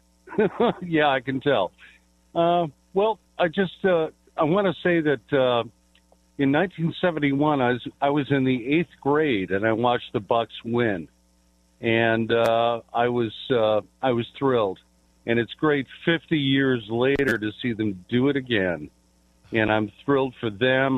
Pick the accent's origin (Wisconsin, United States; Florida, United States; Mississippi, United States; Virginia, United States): Wisconsin, United States; Milwaukee; I'm from Milwaukee.